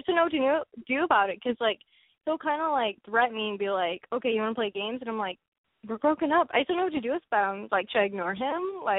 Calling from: Texas, United States; I'm from Texas.

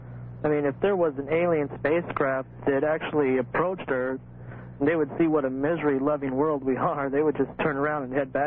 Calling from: Phoenix, Arizona, United States; I'm calling from Phoenix, KTAR.

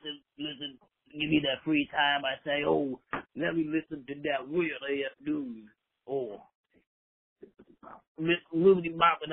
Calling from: Montgomery County, Pennsylvania, United States; I'm calling from Montgomery County, Pennsylvania.

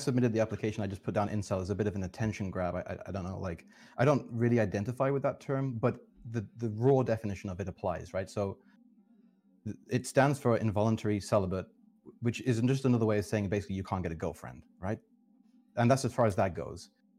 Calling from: London, United Kingdom; I'm currently in London, UK.

